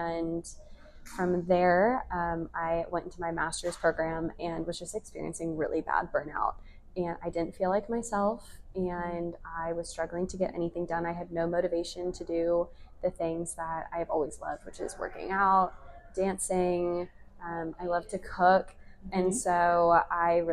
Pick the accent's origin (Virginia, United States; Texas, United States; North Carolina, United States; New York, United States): Texas, United States; Coppell; I'm from Coppell, Texas